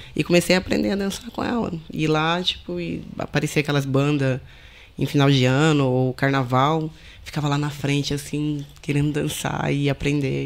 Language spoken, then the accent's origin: Portuguese; Bonito, Mato Grosso do Sul, Brazil; now in Portugal; Não sou do Rio. Sou do Mato Grosso do Sul.